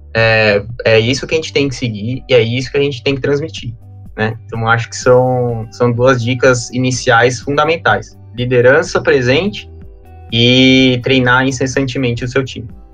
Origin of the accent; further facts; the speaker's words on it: São Paulo, Brazil; eu sou paulistano